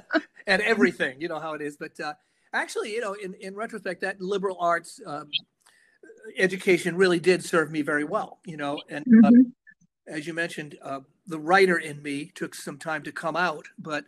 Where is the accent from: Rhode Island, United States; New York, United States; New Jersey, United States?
Rhode Island, United States; now in Nashville, United States; I grew up in Rhode Island, sort of south of Providence in the burbs, and I was a music kid